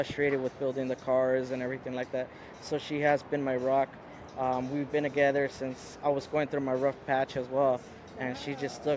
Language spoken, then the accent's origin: English; San Diego, California, United States; I grew up here in Logan Heights as a child, basically like born and raised here